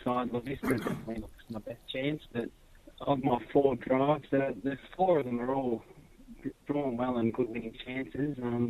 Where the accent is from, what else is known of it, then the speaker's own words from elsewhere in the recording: Bankstown, New South Wales, Australia; I was born in Bankstown. We lived at trained horses at Ellis Street, Condell Park.